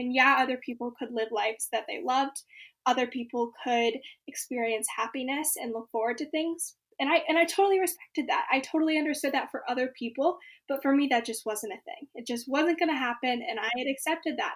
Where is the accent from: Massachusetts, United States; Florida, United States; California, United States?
California, United States; Bay Area; I'm from the Bay Area